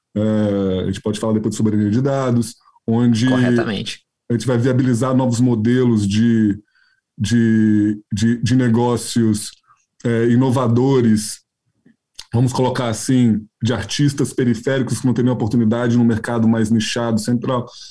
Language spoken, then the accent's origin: Portuguese; Minas Gerais, Brazil; como um bom mineiro